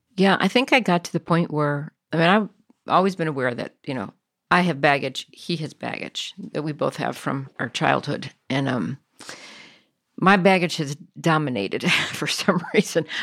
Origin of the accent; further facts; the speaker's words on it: Connecticut, United States; we come from Connecticut area